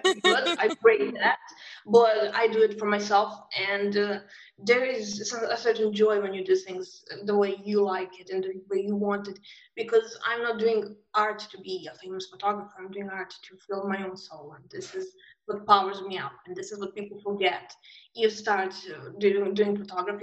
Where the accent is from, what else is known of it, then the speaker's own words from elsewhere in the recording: Belgrade, Serbia; I'm from Serbia. I grew up in war times. So 90s in Serbia was war